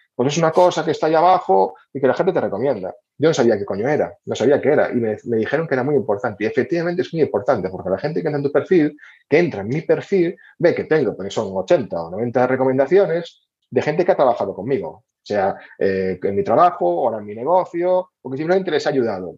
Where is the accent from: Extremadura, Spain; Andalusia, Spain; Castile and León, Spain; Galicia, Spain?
Galicia, Spain